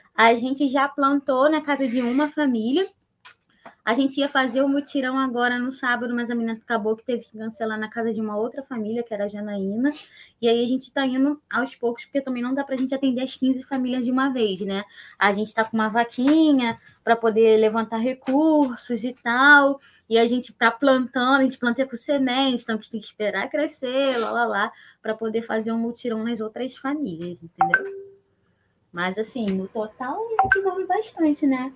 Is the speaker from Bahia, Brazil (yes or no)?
no; São Gonçalo, Rio de Janeiro, Brazil; sou nascida e criada aqui em São Gonçalo